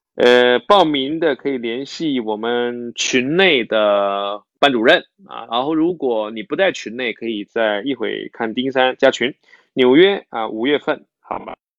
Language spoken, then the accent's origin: Chinese; Fujian, China; 我是福建人